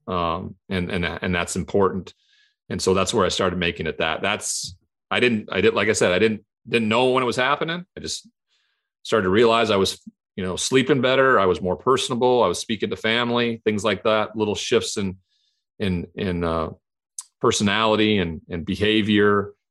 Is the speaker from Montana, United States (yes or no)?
yes; Montana, United States; the culture I grew up in in Montana where it was a cowboy culture